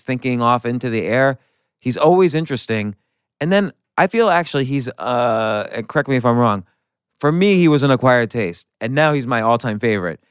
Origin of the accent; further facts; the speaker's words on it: New Jersey suburbs, United States; growing up in the Su-, New Jersey suburbs